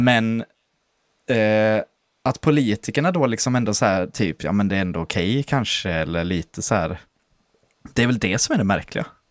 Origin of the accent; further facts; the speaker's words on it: Landskrona, Skåne, Sweden; moved away; när jag var ganska nyutflyttad från Landskrona